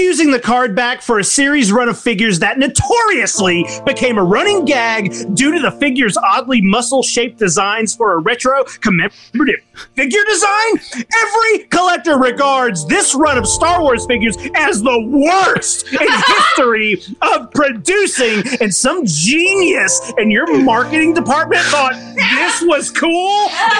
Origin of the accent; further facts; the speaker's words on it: Brazil; I'm from Brazil, and for me, it's much more difficult to buy these exclusive pictures.